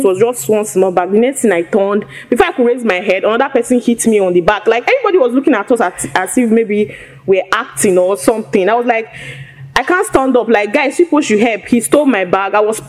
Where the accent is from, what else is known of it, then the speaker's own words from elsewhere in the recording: Edo, Nigeria; moved away as an adult; also born or lived in Anambra; now in Lagos, Nigeria; I grew up in Edo State.